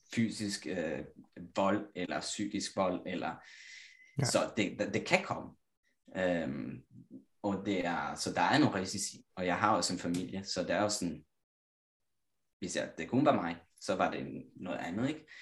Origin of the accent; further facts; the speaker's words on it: Italy; Danish is a second language; moved away as an adult; now in Copenhagen, Denmark; jeg kommer igen fra Italien, lille landsby, 4.000 indbyggere